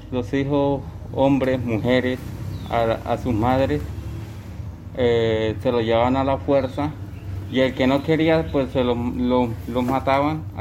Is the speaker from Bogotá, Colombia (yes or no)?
no; Arauquita, Arauca, Colombia; Buenos días, vengo de los Llanos Orientales, municipio de Arauquita, departamento de Arauca.